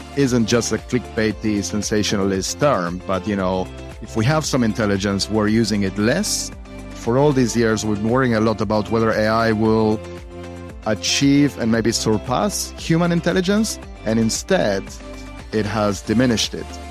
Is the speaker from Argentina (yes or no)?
yes; Argentina; I am from Argentina